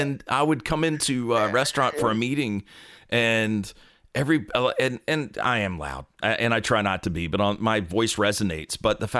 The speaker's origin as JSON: {"language": "English", "region": "North Carolina", "country": "United States", "tie": "born or raised there", "said": "Where did you grow up? I was right around here in North Carolina."}